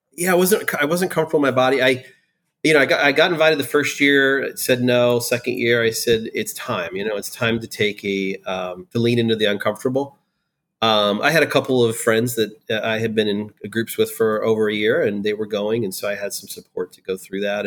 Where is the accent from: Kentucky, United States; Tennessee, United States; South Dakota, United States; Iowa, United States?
Iowa, United States; moved away as an adult; also born or lived in Florida / Pennsylvania; now in Raleigh, United States; Growing up in Iowa